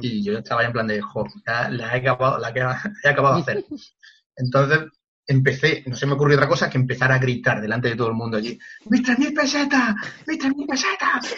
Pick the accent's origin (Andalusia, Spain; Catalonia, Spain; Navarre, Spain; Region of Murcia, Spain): Andalusia, Spain; La Palma del Condado; en mi pueblo, que es La Palma del Condado